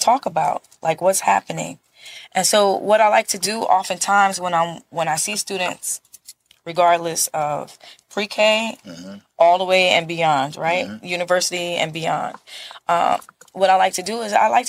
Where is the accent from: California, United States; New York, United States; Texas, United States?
New York, United States; New York City; I'm from Brooklyn